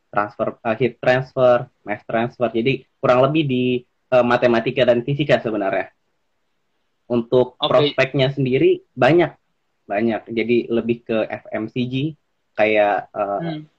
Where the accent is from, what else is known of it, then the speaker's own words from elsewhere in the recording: Jakarta, Indonesia; oh uh, aku asalnya dari Jakarta sebenarnya